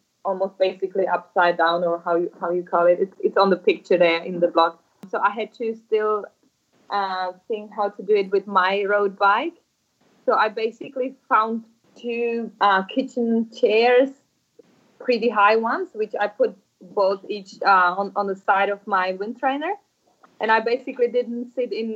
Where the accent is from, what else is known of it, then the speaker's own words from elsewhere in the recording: Czechia; I grew up in Czech Republic